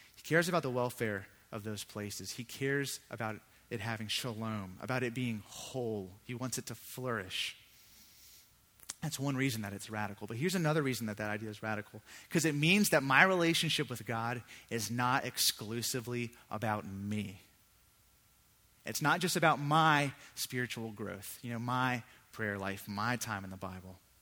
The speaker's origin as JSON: {"language": "English", "town": "Virginia Beach", "region": "Virginia", "country": "United States", "tie": "born or raised there", "said": "I grew up in Virginia Beach. That's where I'm from"}